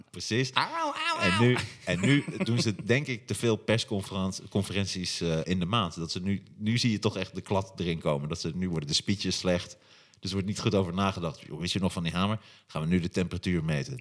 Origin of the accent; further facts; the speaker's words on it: Hattem, Gelderland, Netherlands; moved away; Ik kom uit Hattem oorspronkelijk.